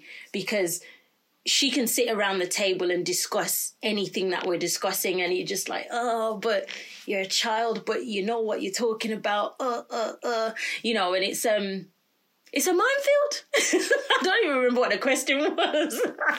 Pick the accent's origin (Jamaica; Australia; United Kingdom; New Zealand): Jamaica; Sometimes, as a Jamaican parent, I think, well, I don't know if I'm allowed to say I'm Jamaican, but I am Jamaican.